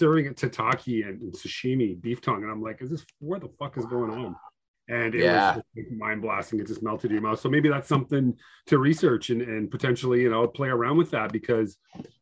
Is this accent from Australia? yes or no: no; Peterborough, Ontario, Canada; I'm from Peterborough, Ontario. Right. So I've got some small town roots